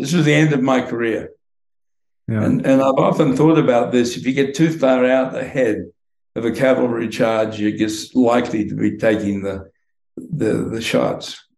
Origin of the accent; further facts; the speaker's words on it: Queensland, Australia; moved away as an adult; now in United States; I toughened up growing up in the Australian bush